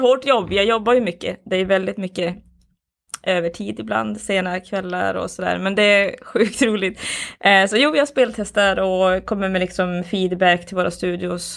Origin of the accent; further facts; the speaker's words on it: Boden, Norrbotten County, Sweden; now in Skellefteå, Sweden; Jag bor här, men jag är inte härifrån. Jag är från, eh, jag är från Boden, Luleå från början